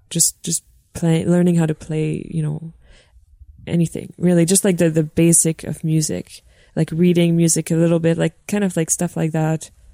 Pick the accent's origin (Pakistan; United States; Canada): Canada; Montreal, Quebec; also born or lived in North Shore; I'm I'm from Montreal. Yeah, I was born in the North Shore.